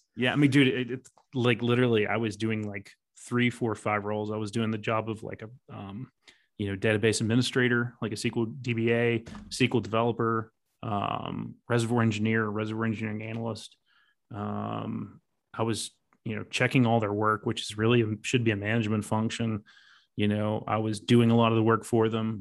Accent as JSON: {"language": "English", "region": "West Virginia", "country": "United States", "tie": "born or raised there", "said": "I grew up in West Virginia"}